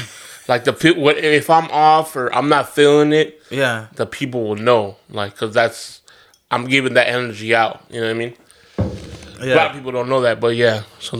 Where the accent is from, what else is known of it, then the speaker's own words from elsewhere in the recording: United States; Obviously, I play my Latin music too, and I'm American, absolutely, and blah, blah, blah.